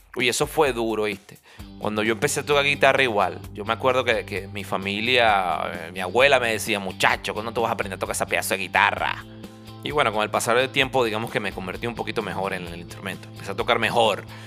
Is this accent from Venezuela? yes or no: yes; Venezuela; moved away as an adult; nosotros salimos de Venezuela